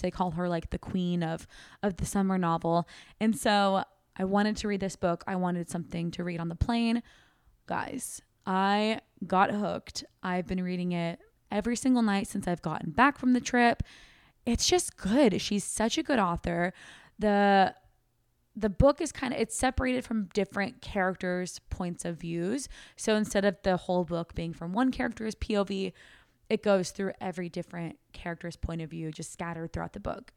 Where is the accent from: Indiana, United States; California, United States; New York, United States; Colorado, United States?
California, United States; Sacramento; moved away as an adult; now in Austin, United States; our hometown